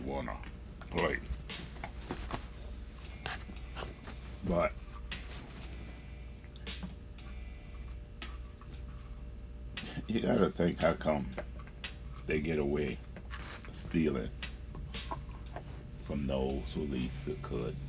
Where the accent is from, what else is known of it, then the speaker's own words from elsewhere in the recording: Mississippi, United States; I'm from Mississippi